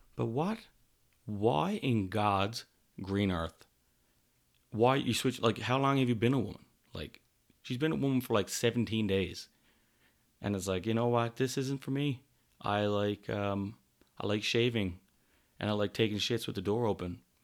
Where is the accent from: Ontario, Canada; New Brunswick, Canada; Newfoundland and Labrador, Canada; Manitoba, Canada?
Newfoundland and Labrador, Canada; now in Calgary, Canada; I'm from Newfoundland, Canada, currently living in Calgary, Alberta